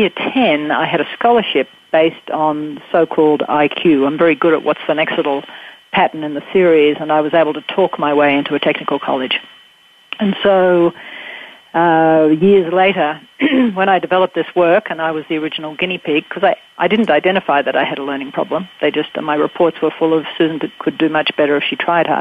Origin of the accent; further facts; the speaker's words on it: Australia; Growing up in Australia, we have the British system